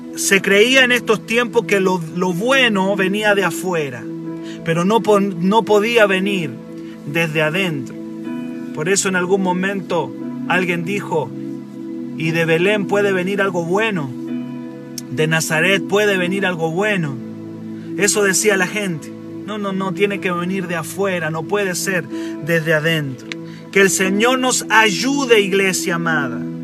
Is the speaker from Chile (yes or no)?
yes; Chile; accent: Chilean; Dios puede usar gente chilena tan con nuestro acento